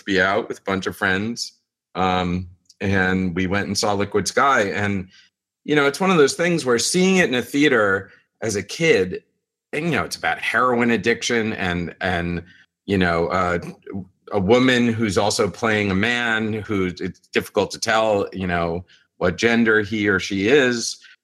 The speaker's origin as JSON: {"language": "English", "region": "New York", "country": "United States", "said": "as a New Yorker"}